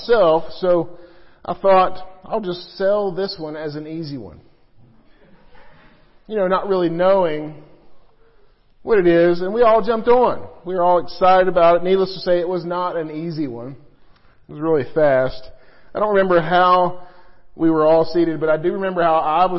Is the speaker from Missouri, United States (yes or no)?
yes; Missouri, United States; I grew up in Missouri